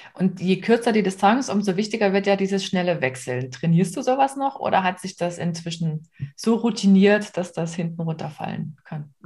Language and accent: German; the region around Kamenz/Oberlichtenau, Saxony, Germany; aus der Region, da wo ich herkomme